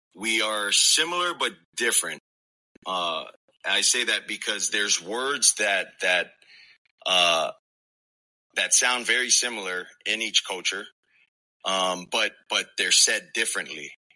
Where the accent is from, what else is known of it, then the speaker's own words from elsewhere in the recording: Hawaii, United States; I'm Samoan. I just I grew up in Hawaii